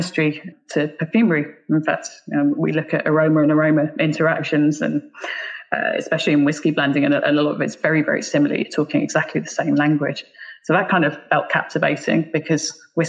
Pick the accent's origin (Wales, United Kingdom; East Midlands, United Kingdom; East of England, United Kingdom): East of England, United Kingdom; Bedfordshire; also born or lived in Black Isle, Scotland; now in Ireland; I actually grew up just outside London. My family is Scottish, but I actually went to school and grew up in Bedfordshire, which is just north of London